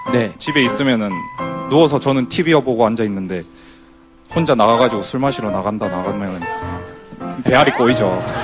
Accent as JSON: {"language": "Korean", "region": "Busan", "country": "South Korea", "tie": "born or raised there", "also_born_or_lived": "Ulsan", "moved": "as an adult", "lives_now": "Seoul, South Korea", "said": "서울에 온 지는 한 6년 정도밖에 안 됐어요. 예. 근데 제가 고향은 부산이고 고등학교를 부산에서 나오고"}